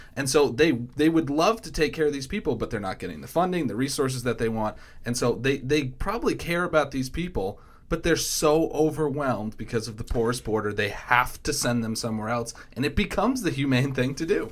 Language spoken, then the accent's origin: English; Massachusetts, United States; moved away; Dylan Fernandez, who's actually the state rep in Massachusetts who covers my hometown